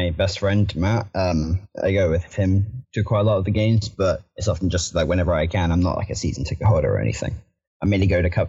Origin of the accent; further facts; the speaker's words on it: Southampton, South East England, United Kingdom; I currently don't live in Southampton. I live in a little close. I'm more closer to Bournemouth than I am to Southampton, but I was born in Southampton, but I only go there for the games now.